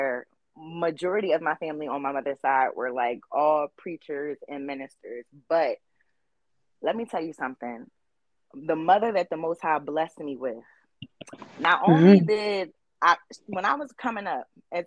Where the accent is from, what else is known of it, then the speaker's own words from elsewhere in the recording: Philadelphia, Pennsylvania, United States; I am from West Philadelphia, born and raised